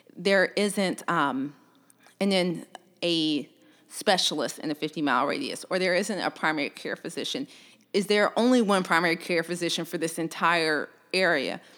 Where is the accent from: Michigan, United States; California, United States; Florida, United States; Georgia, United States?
Georgia, United States; Columbus; also born or lived in Louisiana; I'm originally from Columbus, Georgia